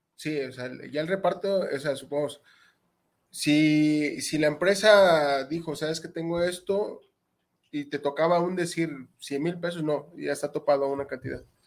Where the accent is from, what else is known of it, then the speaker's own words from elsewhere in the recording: Mexico; como malos mexicanos que somos